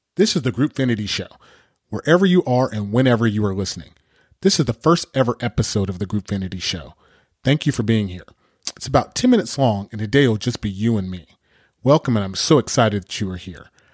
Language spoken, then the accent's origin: English; Pasadena, California, United States; also born or lived in Berkeley, California; I'm a native Californian. I grew up in Southern California, Pasadena to be exact